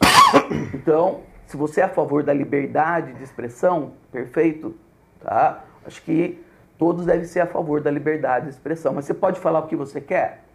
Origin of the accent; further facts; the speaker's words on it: Botucatu, São Paulo, Brazil; sou de Botucatu